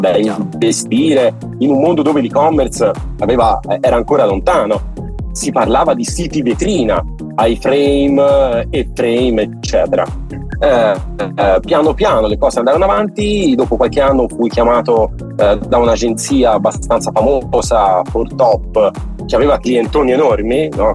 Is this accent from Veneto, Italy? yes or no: no; Santa Maria a Monte, Tuscany, Italy; Santa Maria Monte in provincia di Pisa, frazione ah, di Monte ah. Calvole, un paesino piccolino